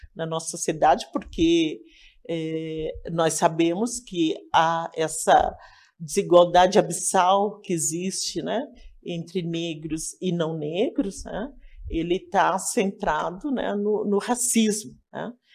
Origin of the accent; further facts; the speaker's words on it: Laranjeiras, Rio Grande do Sul, Brazil; now in Porto Alegre, Brazil; Sou natural de Laranjeiras, uma cidade no interior do Rio Grande do Sul.